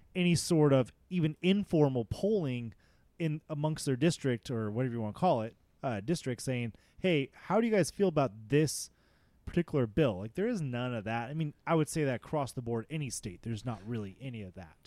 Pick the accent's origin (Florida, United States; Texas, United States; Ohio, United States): Texas, United States; also born or lived in California; I was born in California, but I've lived in Texas since I was seven